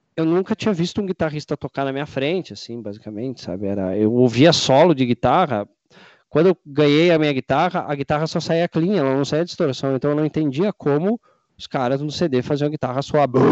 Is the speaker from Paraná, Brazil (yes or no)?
no; Rio Grande do Sul, Brazil; também gaúcho aqui